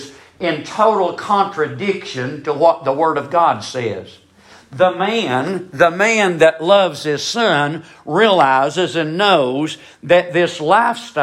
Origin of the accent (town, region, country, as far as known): United States